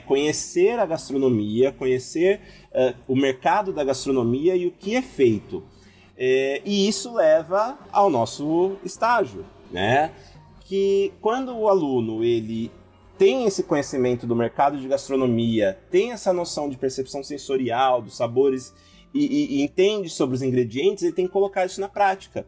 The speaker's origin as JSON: {"language": "Portuguese", "region": "interior of São Paulo", "country": "Brazil", "said": "eu sou do interior de São Paulo"}